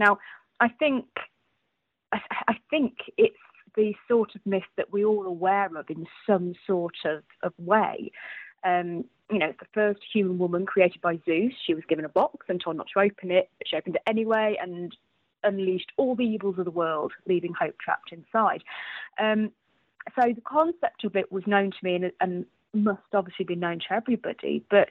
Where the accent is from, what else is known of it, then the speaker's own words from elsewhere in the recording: Lichfield, West Midlands, United Kingdom; also born or lived in Aberystwyth, Wales; I grew up in the Georgian city of Lichfield in Staffordshire, UK.